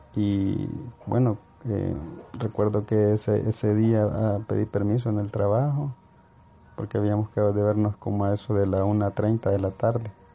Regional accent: El Salvador; soy de El Salvador

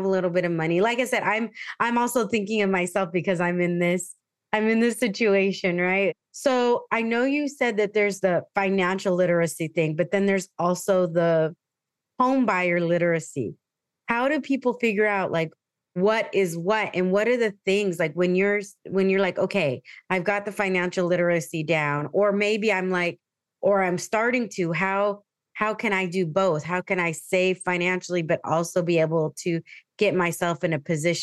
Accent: San Diego, California, United States; moved away as an adult; I grew up in San Diego. So to be back home is like a huge thing for me

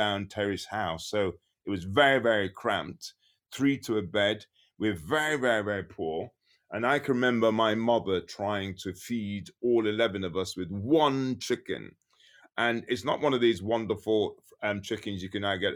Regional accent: Birmingham, West Midlands, United Kingdom; born or raised there; also born or lived in Frankfield, Clarendon, Jamaica

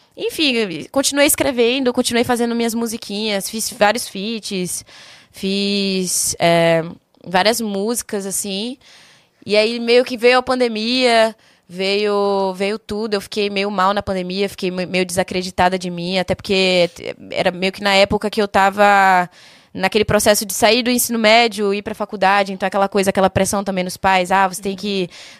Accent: Salvador, Bahia, Brazil; also born or lived in São Paulo; now in Curitiba, Brazil; Sou de Salvador, Bahia

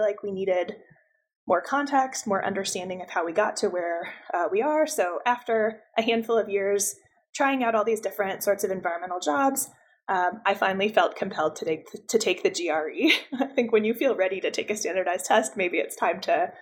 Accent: Buffalo, New York, United States; moved away as an adult; also born or lived in Albuquerque, New Mexico; now in Colorado Springs, United States; I grew up outside Buffalo, New York, but I tell folks that I wish I was from Albuquerque, New Mexico

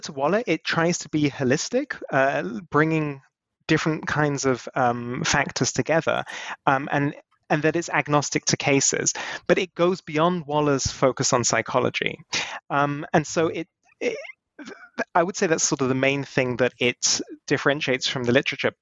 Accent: United Kingdom; now in Germany; I was born in the UK

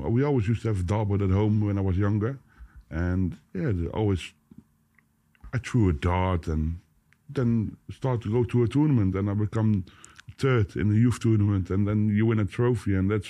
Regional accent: Boxtel, North Brabant, Netherlands; English is a second language; moved away as an adult; now in Vlijmen, Netherlands; I live there. I'm not from it. I'm from Boxtel.

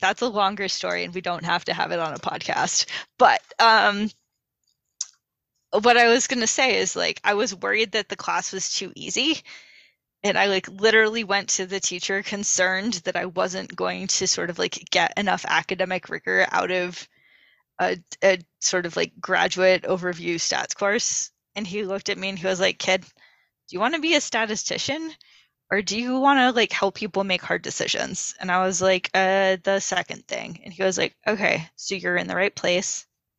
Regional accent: New England, United States; New England.

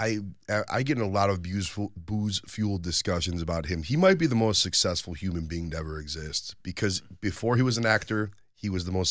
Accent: Ohio, United States; I grew up in Ohio too, man.

